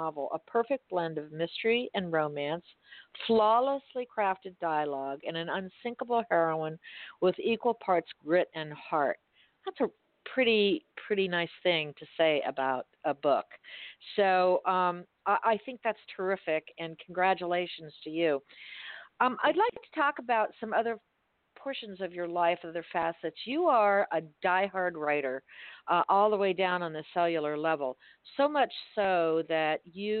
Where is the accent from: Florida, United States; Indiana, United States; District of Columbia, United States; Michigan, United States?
Florida, United States; Miami; I was born and raised in Miami.